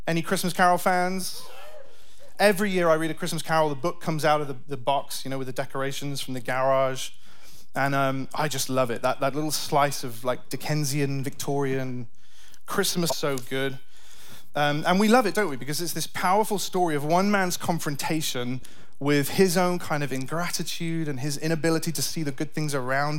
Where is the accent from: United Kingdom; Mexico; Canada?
United Kingdom; moved away as an adult; now in United States; Me and my family are from the UK